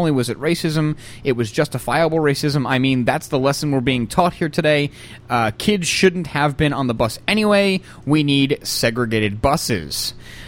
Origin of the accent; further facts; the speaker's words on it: the South, United States; I'm from the South